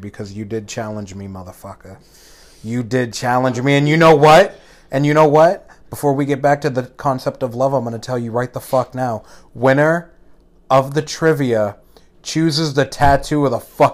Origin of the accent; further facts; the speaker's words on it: Boston, Massachusetts, United States; I'm from fucking Boston